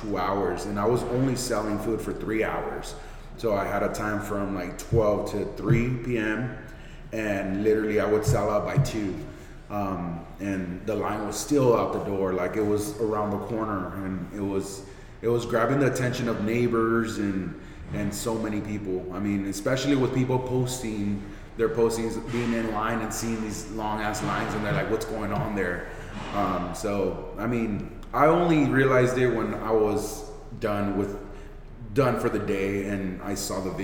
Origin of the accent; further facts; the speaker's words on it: Santa Barbara, California, United States; I grew up on the lower west side of Santa Barbara, Rancheria and Montecito Street